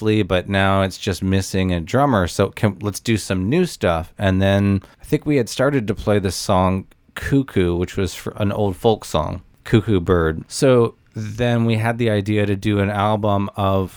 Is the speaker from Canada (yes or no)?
no; Nashville, Tennessee, United States; also born or lived in Olympia, Washington; I'm from Nashville. I moved back here